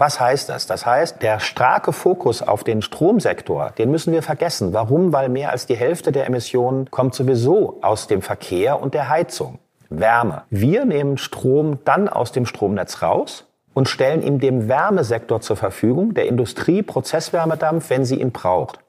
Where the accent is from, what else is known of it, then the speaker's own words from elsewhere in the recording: Frankfurt, Hesse, Germany; moved away as an adult; now in Berlin, Germany; Ich bin gebürtig aus Frankfurt, aber direkt eigentlich nach der Schule zum Studieren nach Berlin gekommen